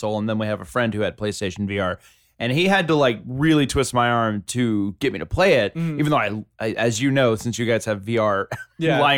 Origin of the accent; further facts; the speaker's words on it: the South, United States; I'm from the South